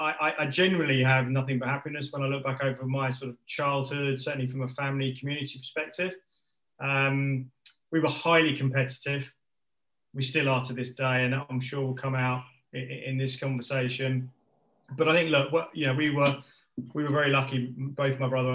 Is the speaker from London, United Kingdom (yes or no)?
yes; London, United Kingdom; also born or lived in Watford area; I was born and bred in Northwest London, started life in sort of Ruislip area, and then moved over towards the Watford area.